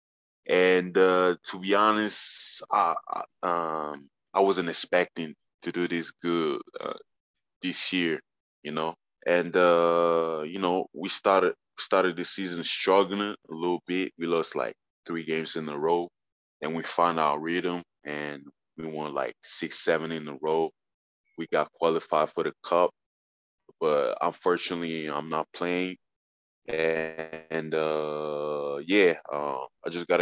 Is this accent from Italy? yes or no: yes; Italy; I was born in Italy, I'm Italian